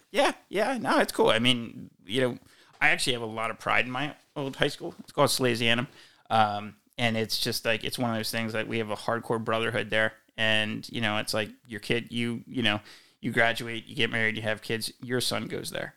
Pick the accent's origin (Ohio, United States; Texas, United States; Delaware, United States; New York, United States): Delaware, United States; Wilmington; moved away as an adult; also born or lived in Philadelphia / Northern California; now in Ladera, United States; I grew up outside Philadelphia in Wilmington, Delaware